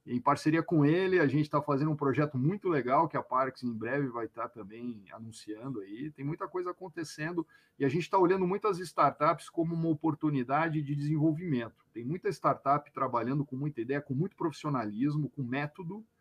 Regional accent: São Paulo, Brazil; now in Cachoeirinha, Brazil; eu sou paulista, né, outra coisa que tu perguntou de mim, não falei de onde eu sou, sou paulistano, nasci na, no bairro da Pompeia, mori minha vida inteira na Lapa, e me mudei para cá desde 2018

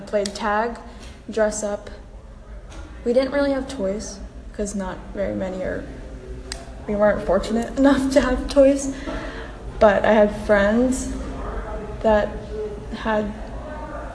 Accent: Quezon City, Metro Manila, Philippines; I was born in Quezon City, Philippines

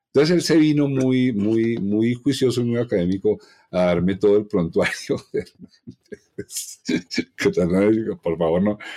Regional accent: Colombia; todos somos colombianos

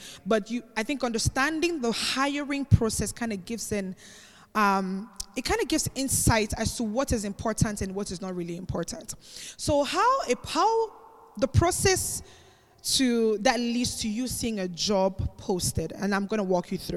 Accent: Cameroon; also born or lived in Spain; So I'm actually not Nigerian. Many people think I'm Nigerian, but I'm actually Cameroonian.

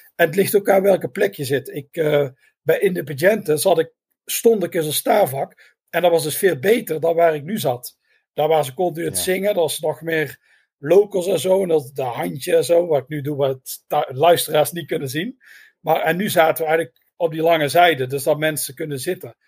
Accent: Netherlands; we zijn helemaal uit Nederland

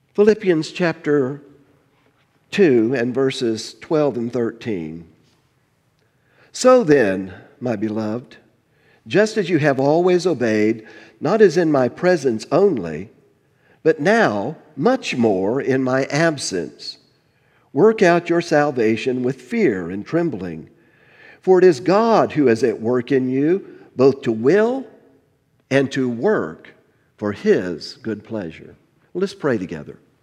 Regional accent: Miami, Florida, United States; moved away; I grew up in, in South Florida

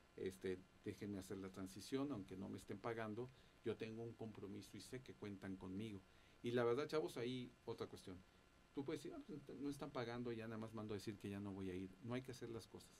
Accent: Veracruz, Mexico; moved away as an adult; now in Mexico City, Mexico; yo soy del estado de Veracruz y este y allá fue donde también yo tuve oportunidad de estudiar mi carrera.

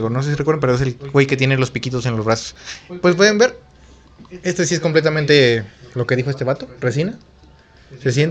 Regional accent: Mexico; Y somos de México.

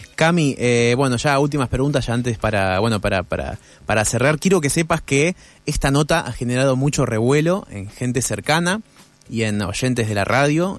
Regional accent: Buenos Aires, Argentina; yo soy porteño

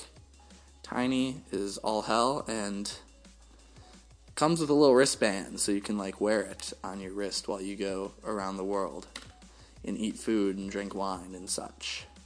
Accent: Wisconsin, United States; we're from Wisconsin, Packer fans

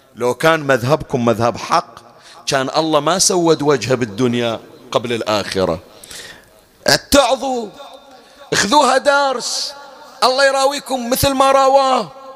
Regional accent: Bahrain; عندنا بالبحرين

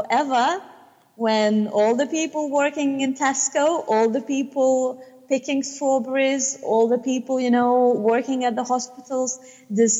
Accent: Lithuania; now in United Kingdom; I come from Lithuania and I can live here freely

